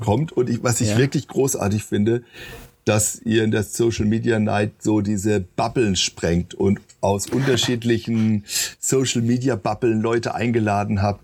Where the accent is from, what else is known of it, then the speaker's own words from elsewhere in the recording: Baden-Württemberg, Germany; moved away as an adult; also born or lived in near Hamburg; now in Marburg, Germany; ich komme aus Baden, das ist richtig, also ich bin da geboren, aber äh, meine Eltern sind, wo ich anderthalb Jahre alt war, in die Nähe von Hamburg gezogen haben okay. dort hm. sieben Jahre gelebt